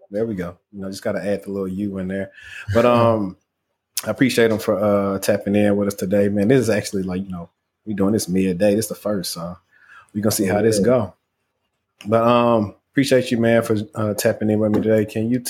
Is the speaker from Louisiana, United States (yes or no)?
yes; Shreveport, Louisiana, United States; moved away; I'm from Louisiana. So they remind me from people back home in Shreveport.